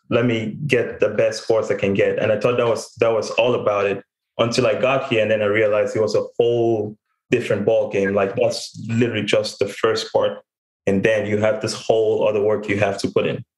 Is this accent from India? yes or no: no; Cameroon; moved away as an adult; also born or lived in Texas; now in United States; I was born and raised in Cameroon